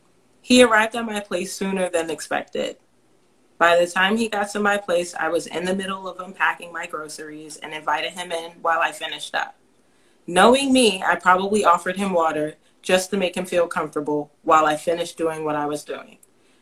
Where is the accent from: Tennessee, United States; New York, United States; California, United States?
New York, United States; We had a few things in common, like we are both from New York and we went to Cuse, but he went to the law school and I was there for undergrad